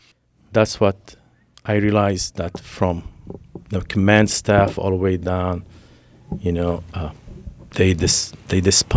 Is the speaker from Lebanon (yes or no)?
yes; Lebanon; Well, growing up in Lebanon, living the Civil War, making sure you are the right place because you don't want to be at the wrong place.